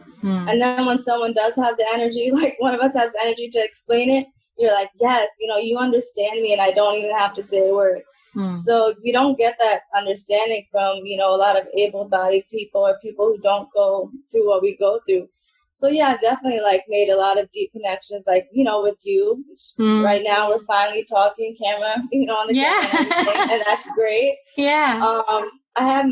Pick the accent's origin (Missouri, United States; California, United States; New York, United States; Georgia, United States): New York, United States; Middletown; I grew up in here in Middletown, New York, you know, where I still am today